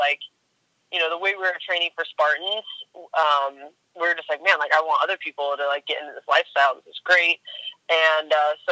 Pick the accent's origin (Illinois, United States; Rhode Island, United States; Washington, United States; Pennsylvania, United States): Washington, United States; Spokane; moved away as an adult; also born or lived in New York; I'm from Spokane, Washington, born and raised there. And I'm currently living here as well.